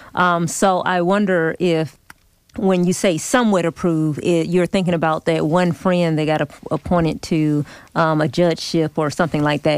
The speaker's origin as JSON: {"language": "English", "town": "Atlanta", "region": "Georgia", "country": "United States", "tie": "born or raised there", "said": "I was born in Atlanta, remember I represent Lithonia"}